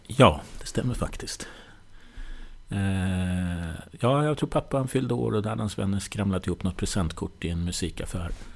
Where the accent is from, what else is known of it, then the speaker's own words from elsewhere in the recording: Nyköping, Södermanland, Sweden; now in Stockholm, Sweden; Jag kommer från Nyköping, uppväxt där